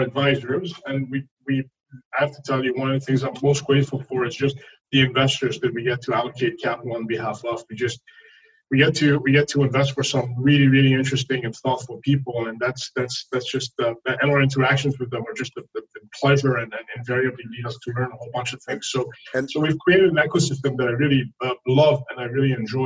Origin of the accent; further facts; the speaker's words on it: France; first language French; English is a second language; now in New York, United States; I grew up in France. Uh, my my uh, I learned to speak French way before I learned to speak English